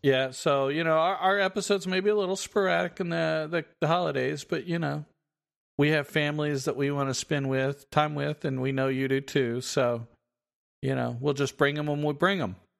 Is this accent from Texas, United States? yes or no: yes; Texas, United States; we're from Texas